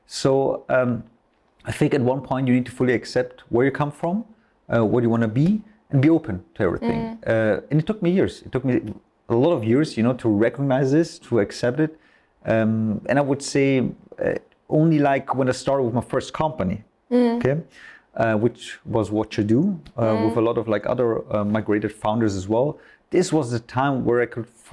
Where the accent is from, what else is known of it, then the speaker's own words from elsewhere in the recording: Austria; I would say 60% Austrian, 40% Iranian, even though I'm fully Austrian, so I have an Austrian citizenship, but also an Iranian one